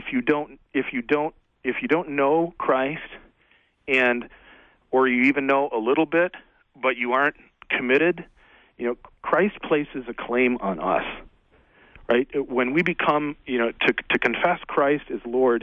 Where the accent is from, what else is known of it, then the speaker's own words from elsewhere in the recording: Frankenmuth, Michigan, United States; I grew up in Frankenmuth, Michigan